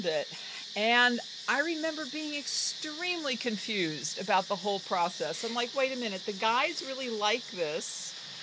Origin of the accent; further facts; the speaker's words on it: Pennsylvania, United States; moved away as an adult; now in Oakland, United States; I was raised in Pennsylvania